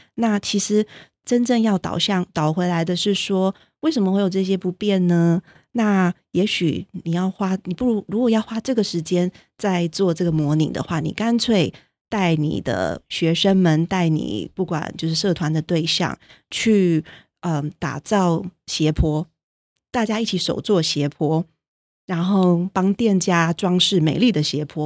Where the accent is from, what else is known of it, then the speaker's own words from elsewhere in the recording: Taiwan; moved away; also born or lived in United States; 我如果通常在美国的时候就会强调说我是台湾人